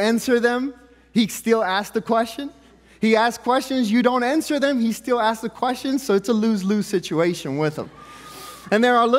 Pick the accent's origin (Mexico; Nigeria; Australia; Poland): Mexico; now in United States; we were poor growing up, and I was born in Mexico, and it's not like you get assistance in Mexico, like, you're on your own. And so growing up poor and then coming to the United States